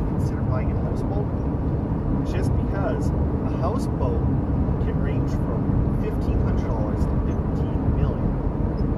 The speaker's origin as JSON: {"language": "English", "country": "Canada", "said": "I'm from Canada"}